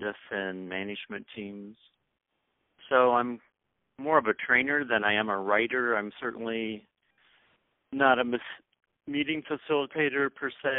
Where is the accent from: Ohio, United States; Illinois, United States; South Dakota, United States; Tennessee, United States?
South Dakota, United States; also born or lived in St. Louis, Missouri; now in Minneapolis, United States; I was born and raised in South Dakota